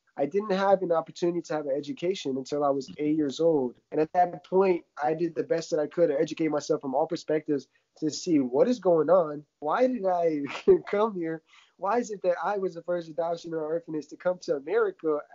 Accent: Ukraine; now in United States; growing up in Ukraine, you know, uh, seeing my family die in front of me to drugs, alcohol

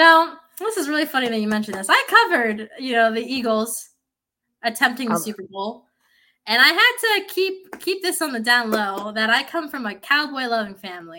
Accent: Philippines; I'm also Filipino, so like everyone in the Philippines can sing, but we also, every Filipino tends to have a karaoke machine.

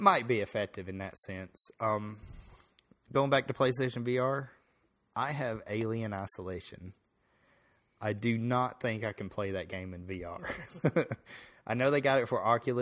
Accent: Tennessee, United States; if we sound kind of weird, we're from Tennessee

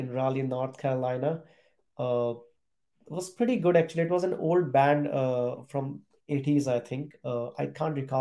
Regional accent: India; moved away as an adult; also born or lived in Europe; I was born and brought up in a small town in India

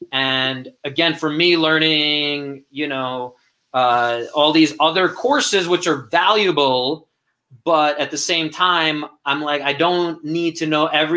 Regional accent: New York City, New York, United States; moved away; I come from Brooklyn and down in Brighton Beach area

